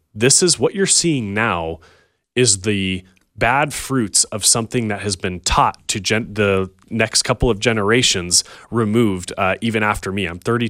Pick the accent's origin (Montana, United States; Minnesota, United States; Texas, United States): Montana, United States; Listen, I grew up in Western small town Montana, where minorities were very few and far between.